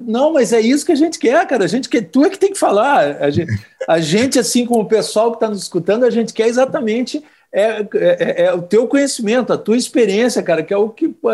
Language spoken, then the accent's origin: Portuguese; Brasília, Federal District, Brazil; moved away as an adult; now in Porto Alegre, Brazil; eu cresci em Brasília